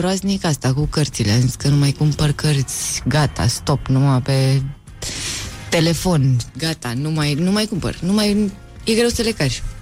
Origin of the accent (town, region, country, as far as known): Eforie, Constanța County, Romania; born or raised there